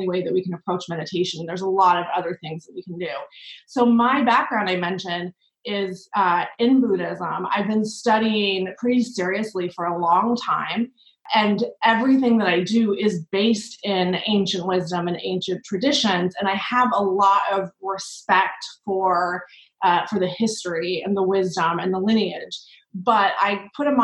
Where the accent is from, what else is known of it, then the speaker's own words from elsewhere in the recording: New York, United States; as a New Yorker